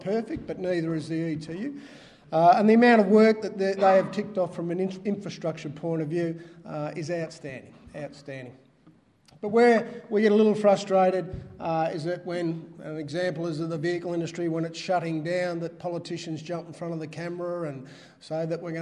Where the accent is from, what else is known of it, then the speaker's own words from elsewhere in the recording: Geelong, Victoria, Australia; I grew up in Geelong